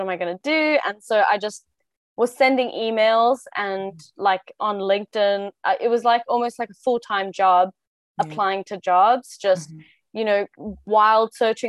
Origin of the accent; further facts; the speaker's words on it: South Africa; now in Brussels, Belgium; I'm South African, but I have Spanish nationality because my mom is Spanish